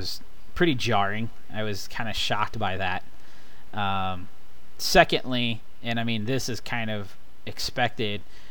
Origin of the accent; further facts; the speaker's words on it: Midwest, United States; I'm born and raised in the Midwest